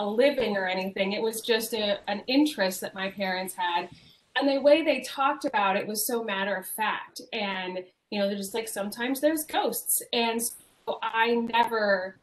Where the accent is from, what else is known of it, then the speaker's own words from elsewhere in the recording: Alameda, California, United States; the house that I grew up in Alameda, California